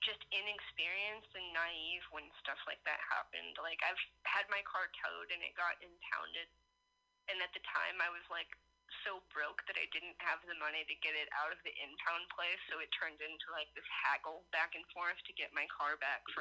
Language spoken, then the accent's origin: English; California, United States; moved away as an adult; also born or lived in Dallas; I grew up mainly in California